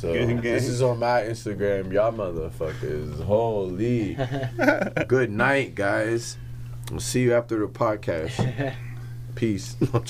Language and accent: English; Ottawa, Ontario, Canada; it's cool like to be from Ottawa to be touching people like Montreal, Miami, New York, shit like that.